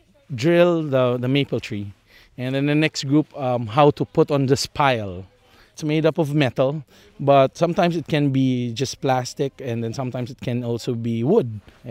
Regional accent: Bradford Woods, Pennsylvania, United States; I'm from Bradford Woods.

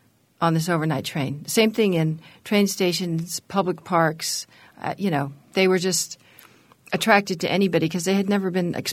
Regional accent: San Francisco, California, United States; I was raised in the 60s and just across Golden Gate Park from the Haight-Ashbury

